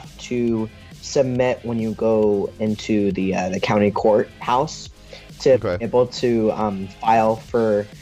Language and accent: English; near San Francisco, California, United States; grew up in California, growing up near San Francisco